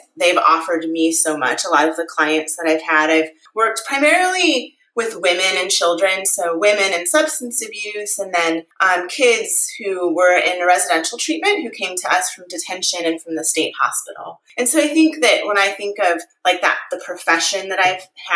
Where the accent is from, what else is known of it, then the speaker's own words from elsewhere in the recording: St. Louis, Missouri, United States; moved away as an adult; now in Arizona, United States; I grew up in St. Louis, Missouri